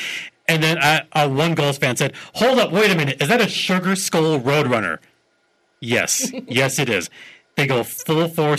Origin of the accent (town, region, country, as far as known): California, United States; born or raised there